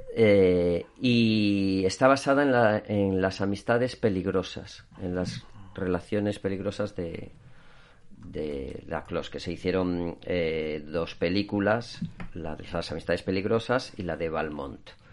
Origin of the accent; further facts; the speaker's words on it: León, Castile and León, Spain; moved away as an adult; now in Asturias, Spain; yo soy de León, vine aquí a Asturias